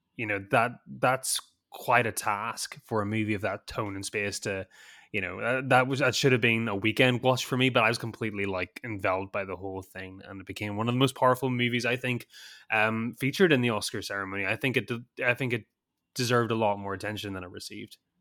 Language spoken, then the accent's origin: English; Northern Ireland, United Kingdom; moved away; I'm not from Southern Ireland, I'm from Northern Ireland